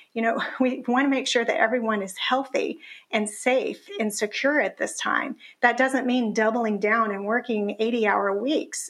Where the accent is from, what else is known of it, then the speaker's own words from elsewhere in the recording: Tennessee, United States; I grew up in the South